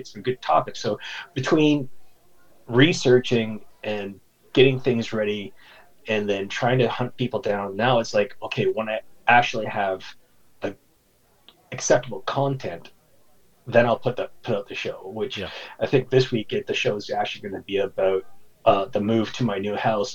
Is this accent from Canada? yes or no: yes; Canada; also born or lived in Ottawa, Ontario; I'm a Canuck, so I'm a Canadian out here in Ottawa, Ontario